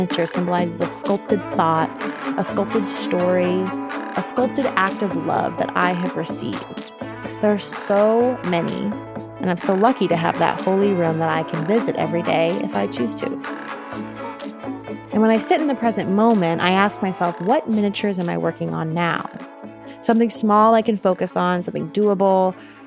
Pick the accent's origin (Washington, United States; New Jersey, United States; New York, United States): New York, United States; now in Oakland, United States; I'm originally from New York State.